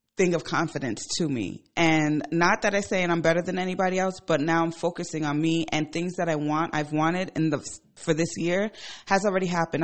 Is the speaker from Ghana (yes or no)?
yes; Ghana; moved away; I'm from Ghana. I go to Ghana pla-, quite often